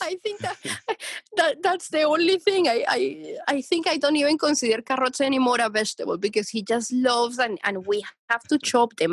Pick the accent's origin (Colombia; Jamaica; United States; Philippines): Colombia; moved away; I'm from Colombia